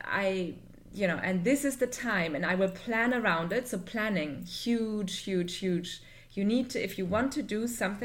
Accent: Germany; now in Dubai, United Arab Emirates; I'm originally from Germany, but I live in Dubai with my family

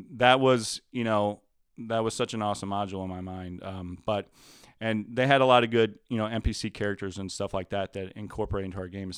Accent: Louisiana, United States; moved away as an adult; I grew up in Louisiana where everything is a lot more moist

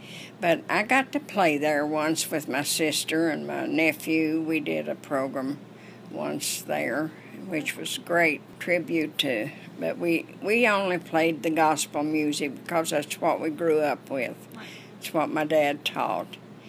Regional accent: near Bristol, Virginia, United States; Well, I came from Virginia, down just out of Bristol at Macy Springs, and then there's no post office there anymore. I've outlived that post office.

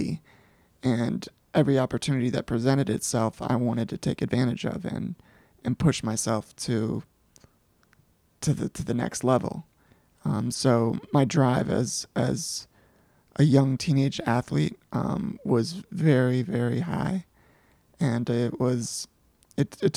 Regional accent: United States; I grew up in Montgomery County since the mid-90s and call this home

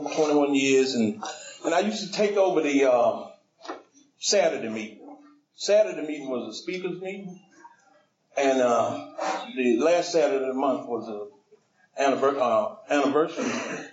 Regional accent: Decatur, Georgia, United States; I came from Decatur to I guess that's Stone Mountain, maybe Tucker.

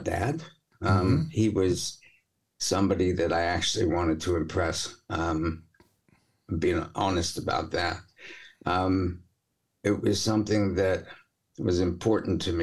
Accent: New York, United States; moved away; I'm a New Yorker originally

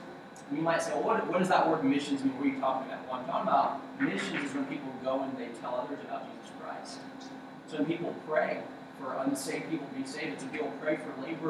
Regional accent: Okinawa, Japan; born there; I was born in Okinawa, Japan.

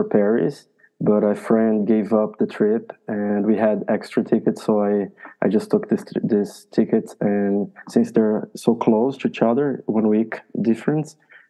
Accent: Brazil; No, I'm from Brazil.

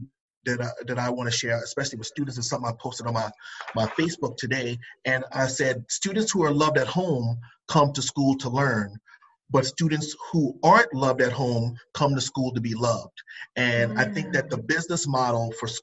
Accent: Charleston, South Carolina, United States; I'm from the coast. I'm from Charleston, South Carolina.

